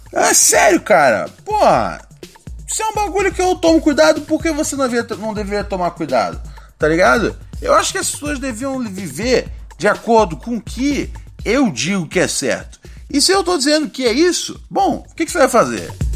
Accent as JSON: {"language": "Portuguese", "country": "Brazil", "said": "a gente é brasileiro"}